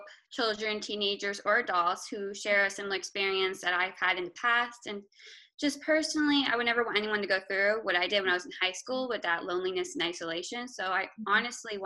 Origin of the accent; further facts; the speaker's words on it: Maryland, United States; also born or lived in Savannah, Georgia / Augusta, Georgia; I am an illustrator from Maryland